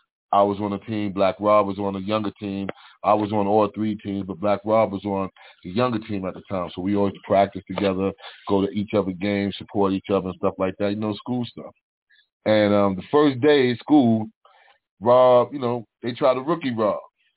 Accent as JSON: {"language": "English", "town": "New York City", "region": "New York", "country": "United States", "tie": "born or raised there", "said": "I'm from Lexington Avenue, 110th Street. I'm straight up across, you know, y'all heard movies, across 110th Street. I'm born right there across 110th Street."}